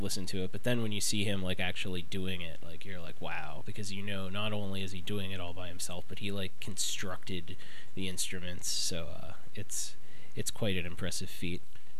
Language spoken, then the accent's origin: English; Cairo, Cairo Governorate, Egypt; I'm from Cairo, Egypt.